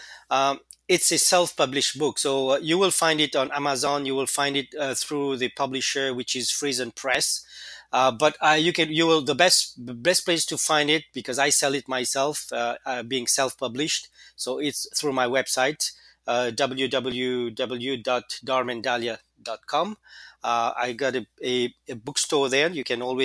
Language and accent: English; Mauritius; moved away as an adult; back in my home country, which is the Republic of Mauritius